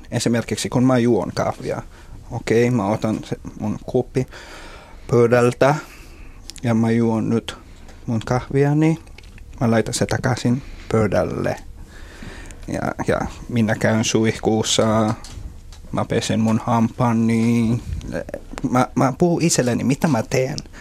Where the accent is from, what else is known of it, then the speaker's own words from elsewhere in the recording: Philippines; Finnish is a second language; moved away as an adult; now in Finland; mä tulin just Filippineiltä